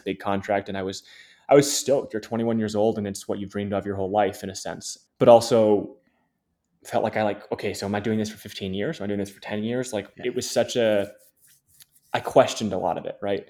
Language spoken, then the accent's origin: English; Ann Arbor, Michigan, United States; also born or lived in Memphis, Tennessee; grew up in Michigan, born in Memphis, Tennessee, but grew up in Michigan since I was two years old